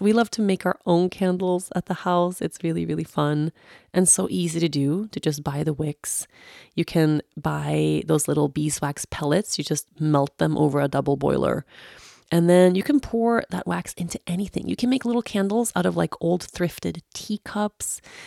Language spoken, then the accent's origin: English; Sweden; moved away as an adult; when I grew up in Sweden, especially in my teenage years, like my last years that I had here before I moved away